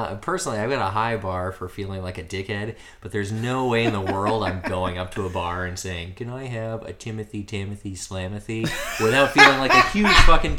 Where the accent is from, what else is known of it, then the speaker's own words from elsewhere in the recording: United States; now in Australia; for me as an American